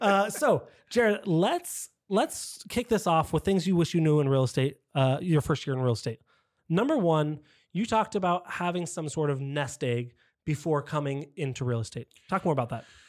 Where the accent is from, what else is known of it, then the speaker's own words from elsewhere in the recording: San Diego, California, United States; I am as well born and raised in San Diego. I didn't move around a lot